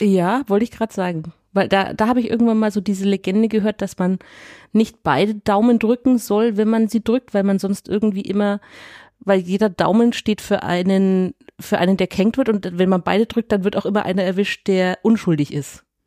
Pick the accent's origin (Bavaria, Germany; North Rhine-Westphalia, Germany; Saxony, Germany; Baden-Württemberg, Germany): Bavaria, Germany; Nuremberg; ich komme aus Eibach und Röthenbach, so hart an der Grenze